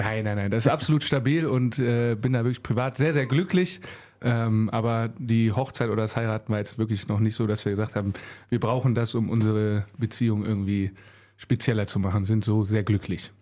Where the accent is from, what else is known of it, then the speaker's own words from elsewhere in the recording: Mettmann, North Rhine-Westphalia, Germany; also born or lived in Solingen; now in Wuppertal, Germany; bin dann in Mettmann groß geworden.